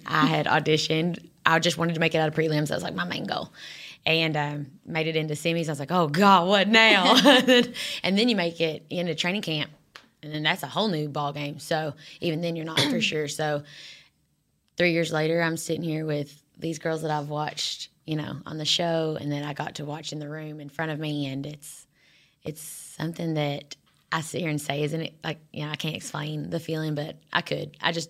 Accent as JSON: {"language": "English", "region": "Eastern Kentucky", "country": "United States", "tie": "born or raised there", "accent": "Kentucky", "moved": "as an adult", "lives_now": "Dallas, United States", "said": "journey started in Eastern Kentucky"}